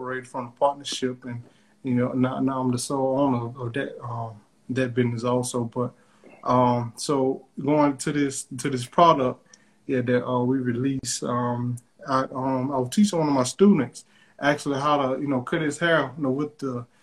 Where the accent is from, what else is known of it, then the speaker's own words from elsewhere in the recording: State Line, Mississippi, United States; I'm originally from Mississippi, from a small rural place in Mississippi called Stateline